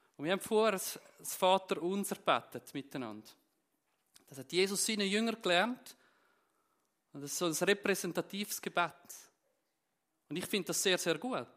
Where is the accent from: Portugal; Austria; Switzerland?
Switzerland; Zürcher Unterland, Zurich; moved away as an adult; now in Steffisburg, Switzerland; ursprünglich bin ich aus dem Kanton Zürich, aus dem Zürich-Unterland